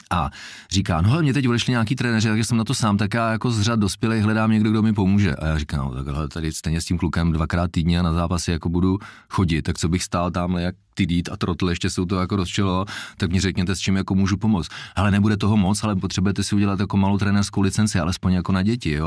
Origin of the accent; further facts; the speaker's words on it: Jablonec nad Nisou, Liberec Region, Czechia; já jsem se narodil v Jablonci